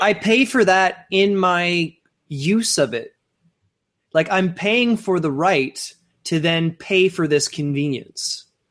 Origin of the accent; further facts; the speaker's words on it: Sault Ste. Marie, Ontario, Canada; moved away; my hometown of Sault Ste. Marie